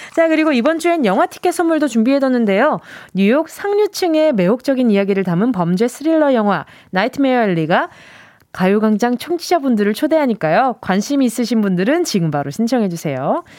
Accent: Busan, South Korea; 저는 이렇게 부산에서 태어났으니까 네. 네. 태어난 곳은 기억이 안 나는데 아기 때부터 살던 거는 반여동이라는 곳이었어요. 음, 네, 부산에 해운대구 반여동

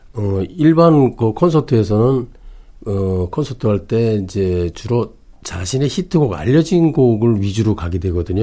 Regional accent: Yangpyeong, Gyeonggi Province, South Korea; 제 고향이 또 양평이에요.

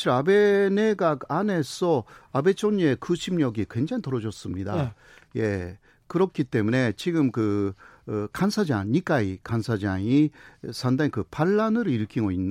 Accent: south of Tokyo, Japan; Korean is a second language; 저는 저는 도쿄 조금 남쪽이죠.

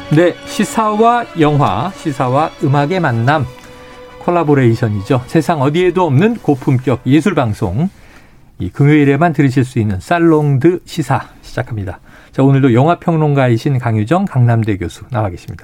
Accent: Seoul, South Korea; 서울에서 자란 저는

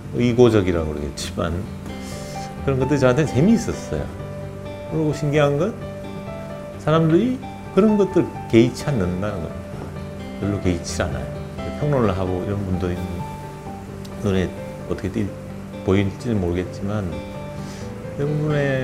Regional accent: Sangju, North Gyeongsang, South Korea; moved away; 고향이 경북 상주 농촌 출신이고요. 어린 시절을 보내고

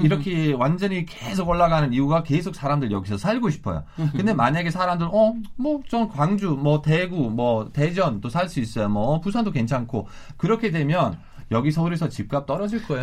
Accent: Hamburg, Germany; Korean is a second language; moved away as an adult; now in Gwangju, South Korea; 저희 고향 함부르크인데

